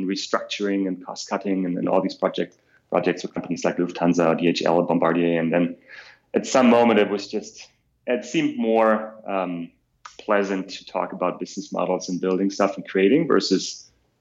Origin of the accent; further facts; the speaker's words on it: Germany; accent: German; English is a second language; moved away as an adult; also born or lived in Berlin / Chicago / New York; now in San Francisco, United States; you'll probably hear a slight German accent. I'm from Germany.